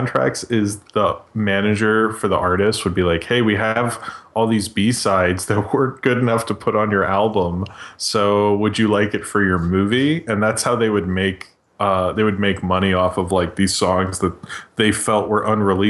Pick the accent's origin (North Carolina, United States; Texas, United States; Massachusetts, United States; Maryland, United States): Maryland, United States; Baltimore; I'm from Baltimore.